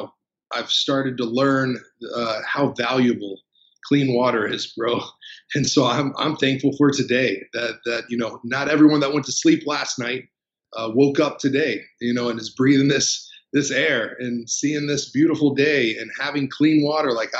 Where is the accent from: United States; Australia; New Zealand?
United States; Crowley, Texas; also born or lived in Dallas, Texas; I grew up outside the city, a little country town called Crowley, Texas